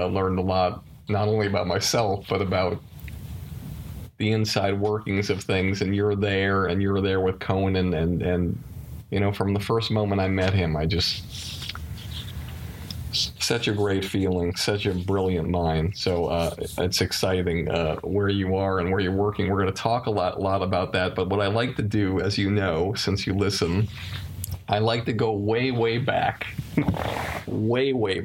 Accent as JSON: {"language": "English", "town": "Longmeadow", "region": "Massachusetts", "country": "United States", "said": "I'm from Longmeadow"}